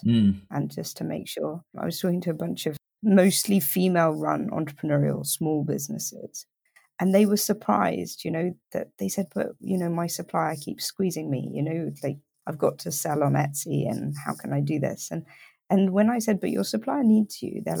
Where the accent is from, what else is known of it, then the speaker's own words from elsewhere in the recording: United Kingdom; I'm British